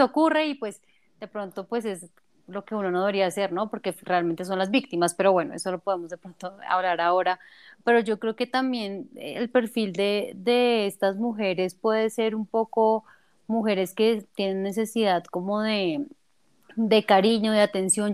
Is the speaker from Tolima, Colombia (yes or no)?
no; Bogotá, Colombia; now in Mexico; yo soy colombiana, específicamente de Bogotá